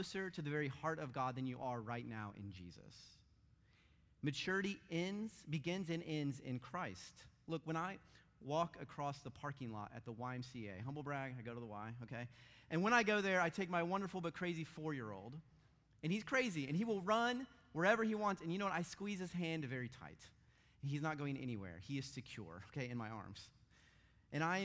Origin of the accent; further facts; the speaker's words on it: St. Louis, Missouri, United States; I grew up in St. Louis, and I'm a hockey fan, St. Louis Blues